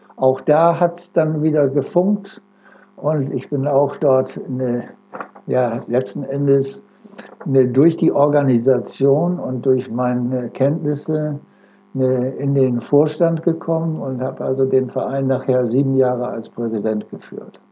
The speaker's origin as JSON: {"language": "German", "town": "Oldenburg", "region": "Lower Saxony", "country": "Germany", "tie": "born or raised there", "also_born_or_lived": "Delmenhorst", "moved": "yes", "said": "Ich bin geboren in Oldenburg 1938 und äh, mich hat es dann verschlagen von Oldenburg in den Bereich äh, nach Delmenhorst."}